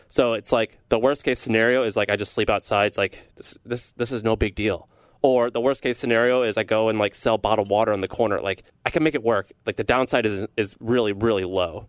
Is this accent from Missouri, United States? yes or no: yes; St. Louis, Missouri, United States; I'm from Missouri. I'm from Saint Louis, Missouri. A lot of people think I grew up as a hick. I kinda did, but I grew up in a city